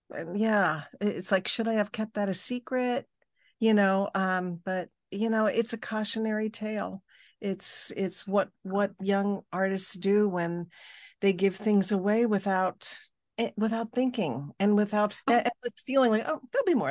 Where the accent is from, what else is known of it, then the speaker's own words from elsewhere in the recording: Switzerland; moved away; also born or lived in Los Angeles, California, United States; I was born in Switzerland. I mean, I was born in LA, but grew up